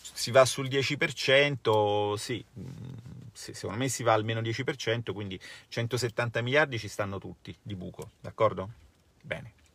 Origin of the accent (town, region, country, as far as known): Italy